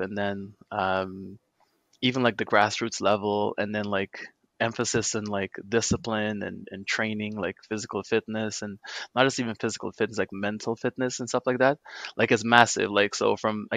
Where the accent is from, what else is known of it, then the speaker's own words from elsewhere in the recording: Guyana; now in Canada; Where I grew up in Guyana